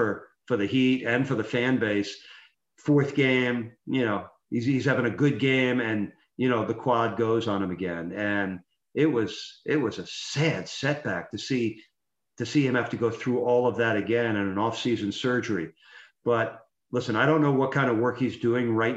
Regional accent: New York, United States; moved away; I grew up in New York.

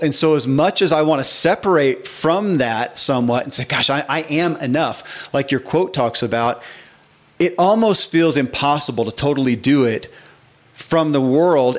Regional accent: the Bible Belt, United States; I grew up in the Bible Belt

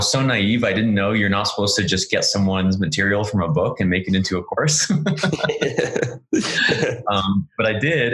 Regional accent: Orange County, Southern California, United States; moved away as an adult; also born or lived in San Francisco; I'm from Orange County, which is in Southern California, just south of Los Angeles

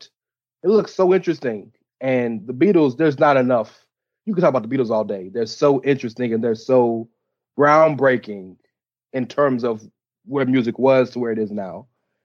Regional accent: the South, United States; I'm from the South.

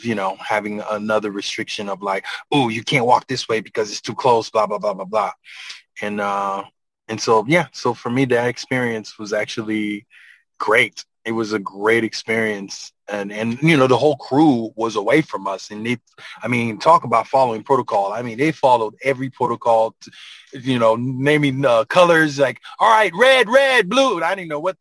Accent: Haiti; moved away; I'm from Haiti, man. Like I grew up, you know, in the mountains

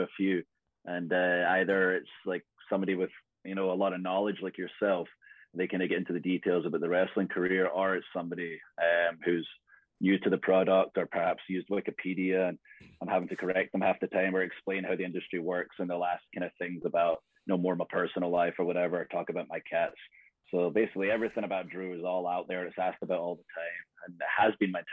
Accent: Scotland, United Kingdom; I'm Scottish

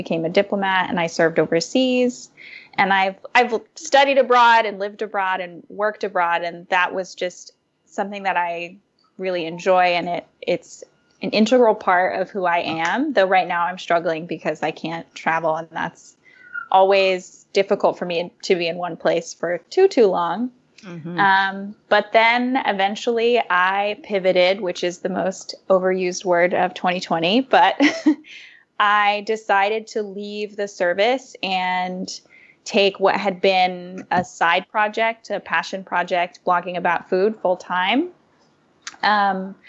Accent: Hawaii, United States; moved away; I'm originally from Hawaii

